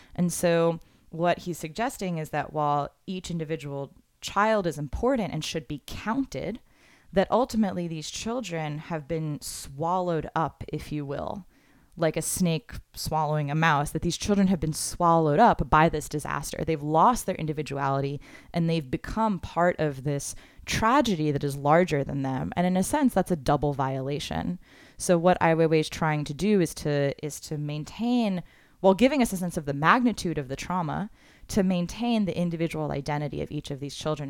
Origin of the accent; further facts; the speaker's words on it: Florida, United States; I'm from Florida